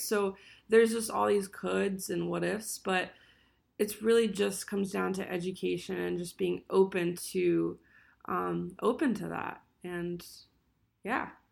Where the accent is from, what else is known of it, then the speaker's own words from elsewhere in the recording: Allentown, Pennsylvania, United States; I'm from Allentown, Pennsylvania